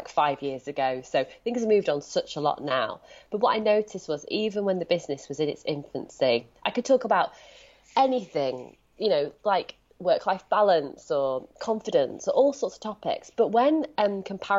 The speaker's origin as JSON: {"language": "English", "town": "Leeds", "region": "Yorkshire and the Humber", "country": "United Kingdom", "moved": "yes", "lives_now": "Brighton, United Kingdom", "said": "my accent betrays me. I'm speaking to you sitting in Brighton, but I'm from Leeds"}